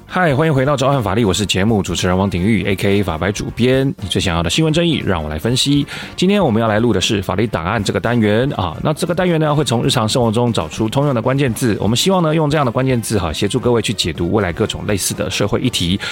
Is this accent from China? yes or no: no; Taiwan; 我们台湾人